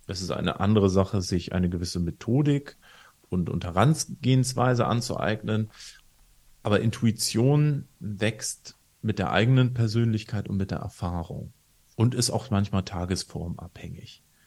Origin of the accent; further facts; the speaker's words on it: Northern Germany, Germany; in Norddeutschland, wo ich herkomme